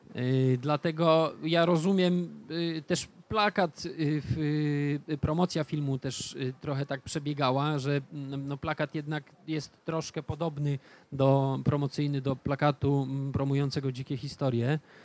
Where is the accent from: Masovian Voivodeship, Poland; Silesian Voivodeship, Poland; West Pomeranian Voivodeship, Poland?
West Pomeranian Voivodeship, Poland; Stargard; w mieście, w którym się wychowywałem, w Stargardzie